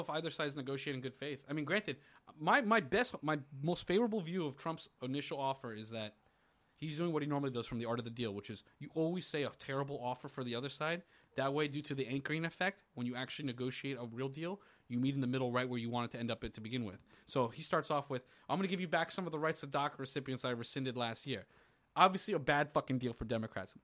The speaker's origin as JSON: {"language": "English", "region": "Florida", "country": "United States", "tie": "born or raised there", "said": "growing up in Florida"}